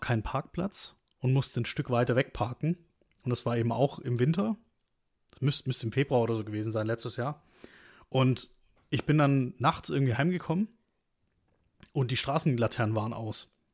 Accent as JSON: {"language": "German", "town": "Stuttgart", "region": "Baden-Württemberg", "country": "Germany", "tie": "born or raised there", "moved": "yes", "said": "aufgewachsen eben in Stuttgart"}